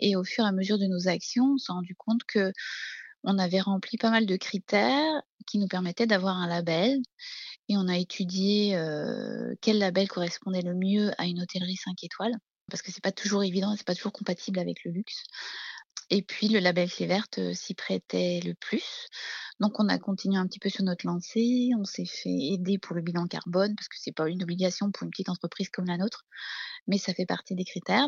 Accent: Brittany, France; now in Beaune, France; je suis une bretonne, hein. je suis née au bord de la mer

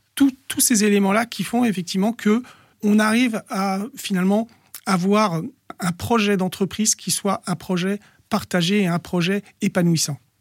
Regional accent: Bondy, Île-de-France, France; also born or lived in Noisy-le-Sec / Villetaneuse; je suis né à Noisy-le-Sec, j'ai vécu toute mon enfance à Bondy

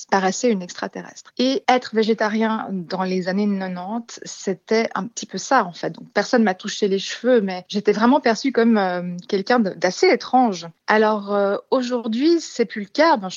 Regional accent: China; Et c'est vrai bon, j'ai grandi en Chine euh, une, bonne partie de ma vie.

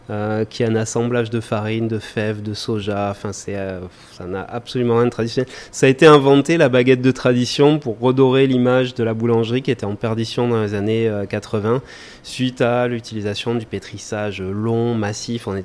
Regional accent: Germany; now in Mauritius; parce qu'on vient d'Allemagne.

